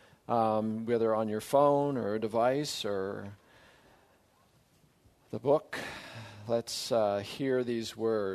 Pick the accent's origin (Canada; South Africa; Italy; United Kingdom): Canada; Surrey, British Columbia; moved away as an adult; also born or lived in Saskatoon / Strathmore / Grand Rapids, Michigan; I grew up in Surrey, British Columbia, or as I say, I survived Wally. That's home.